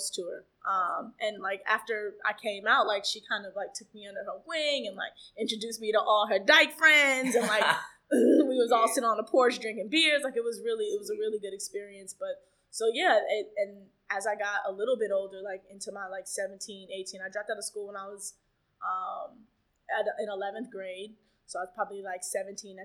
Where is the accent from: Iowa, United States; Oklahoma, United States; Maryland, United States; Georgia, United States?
Georgia, United States; Atlanta; now in New York City, United States; I grew up in Atlanta